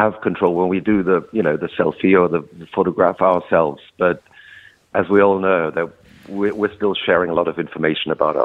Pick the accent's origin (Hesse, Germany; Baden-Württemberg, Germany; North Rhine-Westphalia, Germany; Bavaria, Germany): Hesse, Germany; a small town near Frankfurt; In this small town that I grew up near Frankfurt